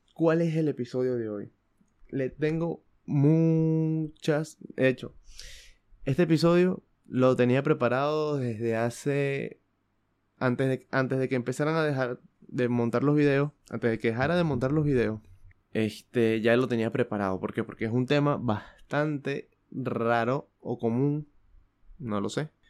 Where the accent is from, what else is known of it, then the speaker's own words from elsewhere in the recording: Venezuela; moved away; yo soy de Venezuela